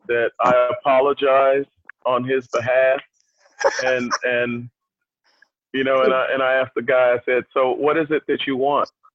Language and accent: English; United States